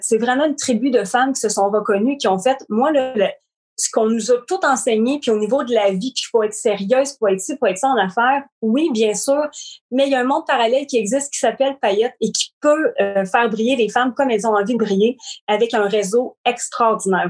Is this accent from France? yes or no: no; Shawinigan, Quebec, Canada; Je suis de Shawinigan. Écoute, encore, j'habite encore ici